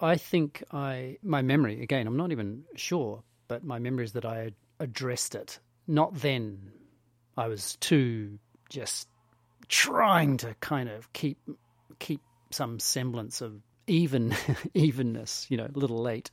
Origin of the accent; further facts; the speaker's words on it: England, United Kingdom; accent: English; a brutally English Italian accent